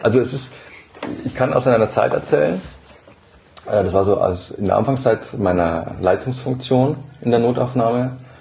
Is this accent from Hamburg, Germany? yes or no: no; Burgmühl, Bavaria, Germany; ich bin äh, in Burgmühl aufgewachsen